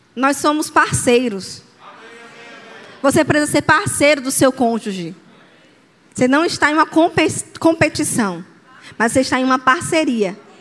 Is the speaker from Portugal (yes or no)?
no; Aracaju, Sergipe, Brazil; eu sou de Aracaju